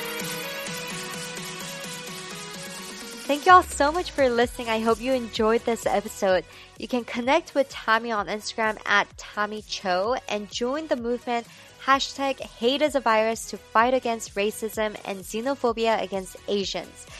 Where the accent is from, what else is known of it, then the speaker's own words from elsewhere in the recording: Orange County, California, United States; us growing up in Orange County